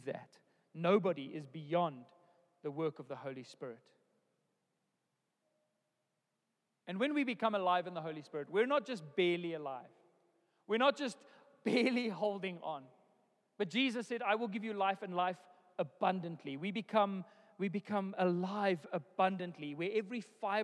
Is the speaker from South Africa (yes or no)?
yes; South Africa; born or raised there